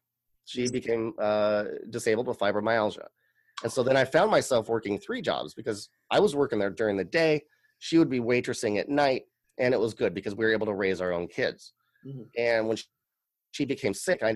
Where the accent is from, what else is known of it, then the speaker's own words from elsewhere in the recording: Tigard, Oregon, United States; this was a house that I grew up in Tigard, Oregon.